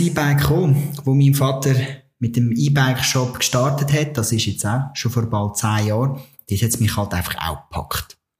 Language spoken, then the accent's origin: German; Switzerland; bei uns in der Schweiz